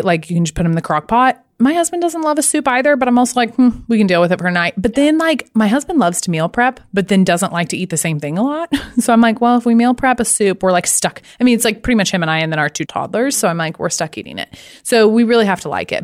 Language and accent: English; Arkansas, United States; I'm from Arkansas